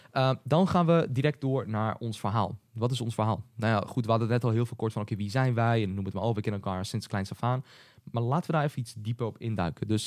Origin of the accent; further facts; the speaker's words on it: Hengelo, Overijssel, Netherlands; we zijn allebei geboren in Hengelo, geboren en in Hengelo.